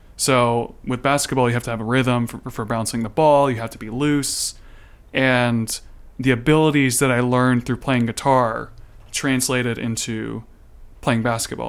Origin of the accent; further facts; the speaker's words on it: United States; I'm American